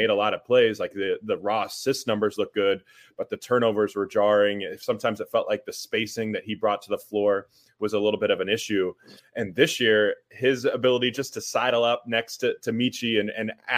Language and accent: English; Illinois, United States; I was born and raised in Illinois